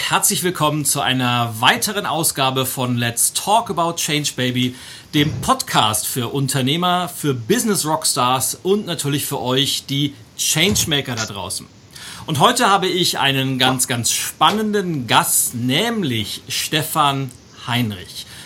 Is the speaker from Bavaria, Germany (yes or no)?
no; Hamburg, Germany; wenn wir als, als Hamburger nach München fahren, dann freut ihr euch immer, dass es Punkte gibt.